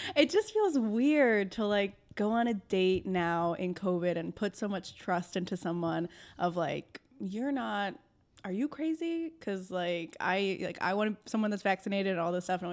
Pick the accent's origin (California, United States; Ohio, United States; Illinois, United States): Illinois, United States; Algonquin; I grew up in Algonquin.